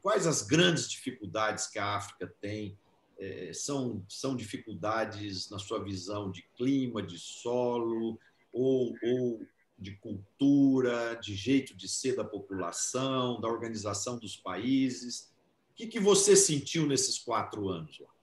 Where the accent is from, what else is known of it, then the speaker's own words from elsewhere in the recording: Ituverava, São Paulo, Brazil; uma em Tuverava, que é a minha terra natal, que eu adoro, que eu amo e tenho muito orgulho de ser de lá